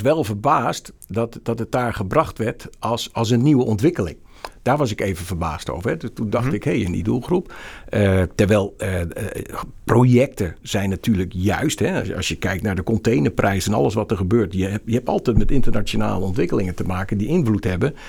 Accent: Rotterdam, South Holland, Netherlands; also born or lived in Groningen; Ik ben een Rotterdammer, ik ben no-nonsense, ik heb heel lang in Groningen gewerkt

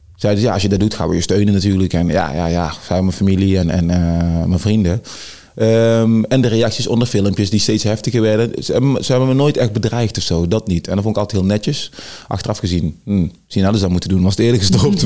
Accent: Tilburg, North Brabant, Netherlands; also born or lived in Suriname; Ik ben opgegroeid in Tilburg-Noord

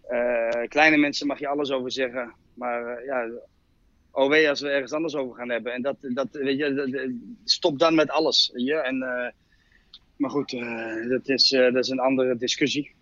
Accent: Utrecht, Netherlands; ik kom uit Utrecht

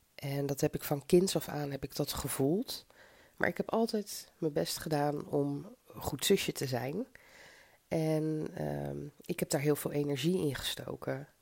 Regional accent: Zoetermeer, South Holland, Netherlands; also born or lived in Mauritius / Tilburg; now in Delft, Netherlands; Ik kom uit Zoetermeer

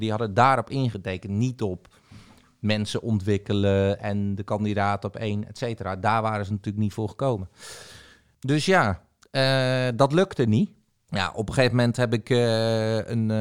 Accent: Zeeuws-Vlaanderen, Zeeland, Netherlands; in de regio waar ik ben opgegroeid, eh, in eh, zuid vlaanderen

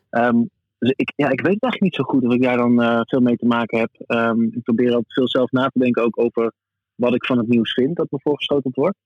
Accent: Groningen, Netherlands; zijn wij Groningers

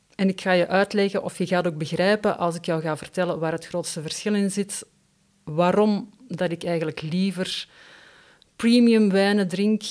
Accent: Brussels, Brussels-Capital Region, Belgium; bij ons in Brussel

